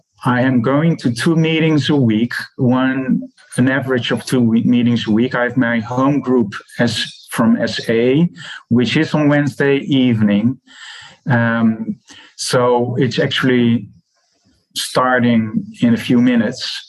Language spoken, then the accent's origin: English; Netherlands; I'm from the Netherlands